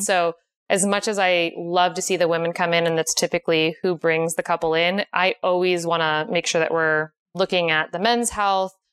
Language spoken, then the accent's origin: English; Connecticut, United States; moved away as an adult; now in San Diego, United States; I am originally from Connecticut.